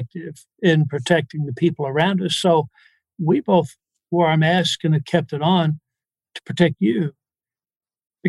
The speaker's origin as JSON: {"language": "English", "region": "the South", "country": "United States", "said": "in the South, we use prayer for thinking"}